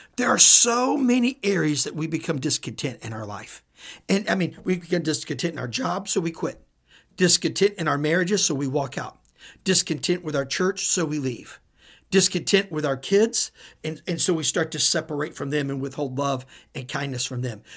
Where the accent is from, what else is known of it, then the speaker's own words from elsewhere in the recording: Midwest, United States; I'm from the Midwest